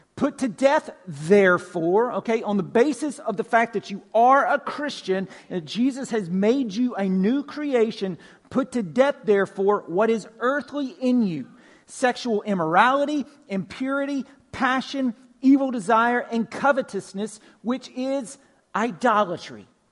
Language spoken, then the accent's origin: English; Pine Log, Georgia, United States; I'm originally from Pine Log, right? Northwest Georgia, country, way out in the country. Grew up on a farm.